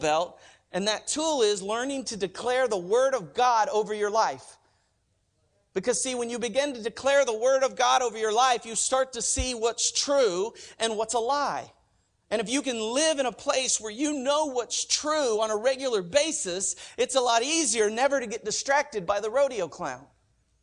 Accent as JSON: {"language": "English", "region": "Oklahoma", "country": "United States", "moved": "yes", "said": "I'm from Oklahoma"}